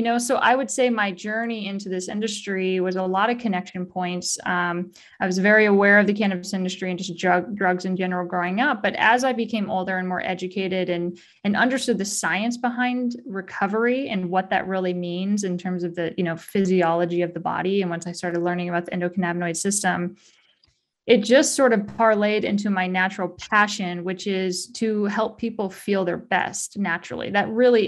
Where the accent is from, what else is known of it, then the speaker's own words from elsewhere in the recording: rural California, United States; where I grew up in rural California.